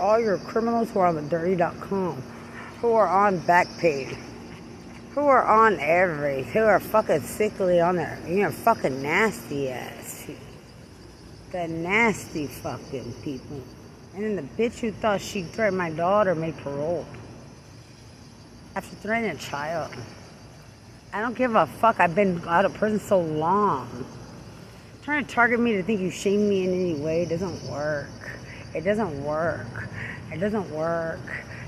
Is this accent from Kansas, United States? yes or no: no; Lubbock, Texas, United States; Because I'm from Lubbock.